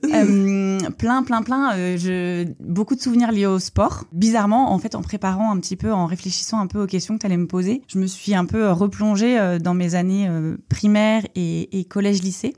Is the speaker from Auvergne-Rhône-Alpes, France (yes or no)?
no; Lorient, Brittany, France; also born or lived in Ploemeur; Les premières années en primaire, j'ai été euh, dans plusieurs écoles à Lorient